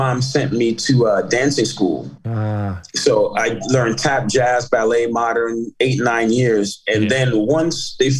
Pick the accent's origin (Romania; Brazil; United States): United States; New York City, New York; I had a rough childhood, you would say, growing up in Brooklyn at that time in the crack era